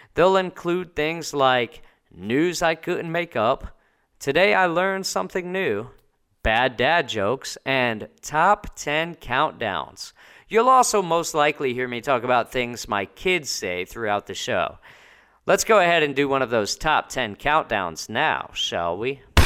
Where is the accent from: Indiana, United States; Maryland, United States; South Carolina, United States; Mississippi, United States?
Indiana, United States; Indianapolis; moved away as an adult; also born or lived in New Jersey; now in Italy; I hail from Indianapolis, Indiana, by way of New Jersey, though. That's where I was born